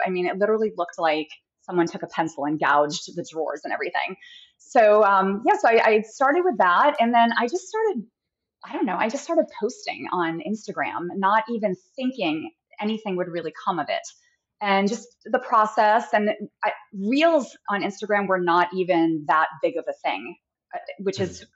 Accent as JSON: {"language": "English", "region": "New Hampshire", "country": "United States", "tie": "born or raised there", "also_born_or_lived": "Massachusetts", "moved": "as an adult", "lives_now": "San Clemente, United States", "said": "I'm originally from New Hampshire, um, and have been in Massachusetts. Uh, you know, grew up both those states. Uh, moved here into California about eight years ago."}